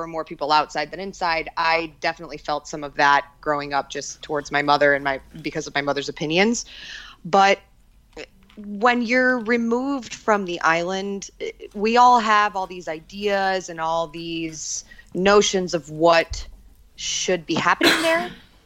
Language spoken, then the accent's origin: English; Miami, Florida, United States; I grew up in Miami